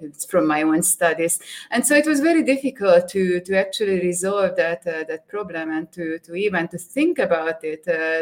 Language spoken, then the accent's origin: English; Hungary; moved away; I'm originally from Hungary in Europe